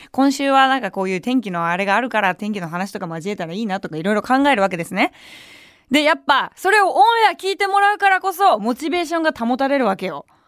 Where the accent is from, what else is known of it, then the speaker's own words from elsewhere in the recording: Tokyo, Japan; 東京出身だし、東京で活動してるわけだから